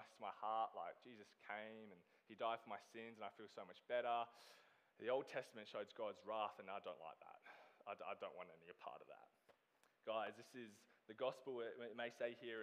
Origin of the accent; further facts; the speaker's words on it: Australia; moved away as an adult; I am originally from Australia.